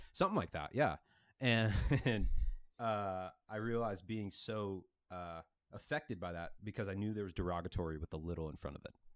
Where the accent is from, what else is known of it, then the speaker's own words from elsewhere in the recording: Mesa, Arizona, United States; growing up in Northeast Mesa